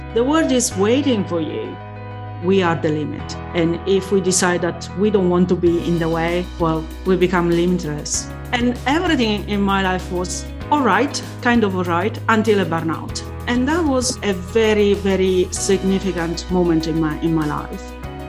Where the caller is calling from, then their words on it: Reading, South East England, United Kingdom; I'm calling from Reading, UK.